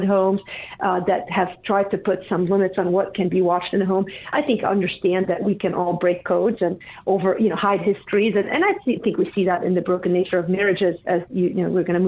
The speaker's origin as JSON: {"language": "English", "country": "Lebanon", "tie": "born or raised there", "moved": "yes", "said": "I grew up in Lebanon"}